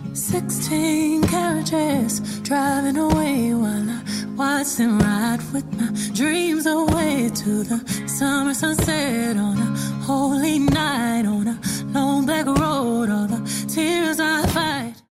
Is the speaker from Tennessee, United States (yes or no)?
yes; Tennessee, United States; one of the churches I went to growing up in Tennessee